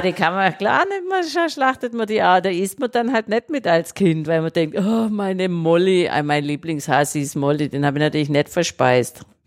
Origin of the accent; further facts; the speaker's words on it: Obergruppenbach, Baden-Württemberg, Germany; Ich komme auch vom Land, also am Kaff mit 600 Seelen damals. Äh, Obergruppenbach bei Heilbronn, Süddeutschland.